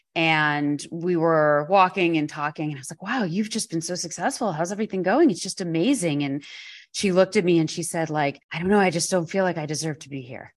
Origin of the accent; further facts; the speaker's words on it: New York, United States; being a New Yorker